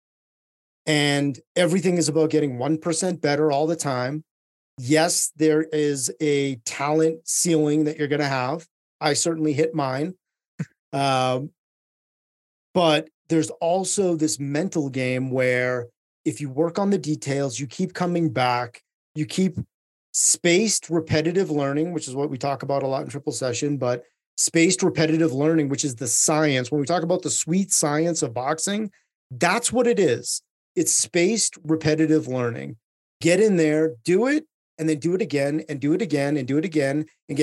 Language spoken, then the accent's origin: English; Lowell, Massachusetts, United States; born in a city in Eastern Massachusetts called Lowell, Massachusetts